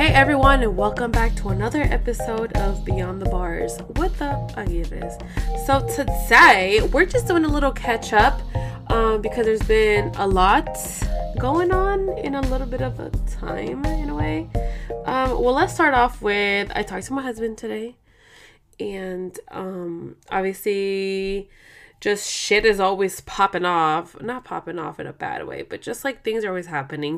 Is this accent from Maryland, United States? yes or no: no; Oakland, California, United States; moved away; we're both from Oakland